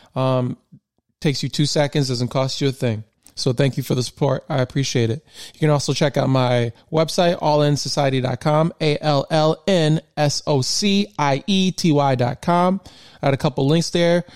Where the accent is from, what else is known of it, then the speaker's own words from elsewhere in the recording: Michigan, United States; born and raised in Michigan.